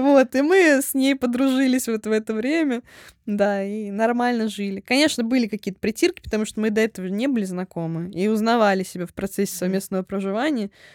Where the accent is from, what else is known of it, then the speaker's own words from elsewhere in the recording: Voronezh, Voronezh Oblast, Russia; now in Moscow, Russia; я тоже из Воронежа.